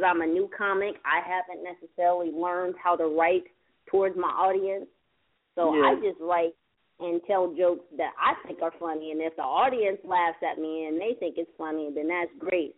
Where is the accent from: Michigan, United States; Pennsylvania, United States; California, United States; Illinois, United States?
California, United States; I'm originally from Cali